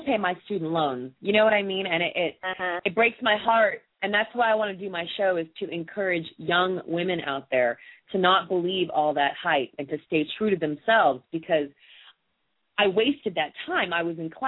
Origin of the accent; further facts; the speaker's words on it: Long Beach, California, United States; moved away as an adult; also born or lived in New York; I grew up in beautiful Southern California. I'm from Long Beach